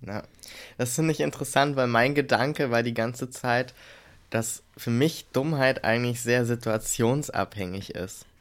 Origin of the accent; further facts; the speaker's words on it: Germany; wir als äh, Deutsche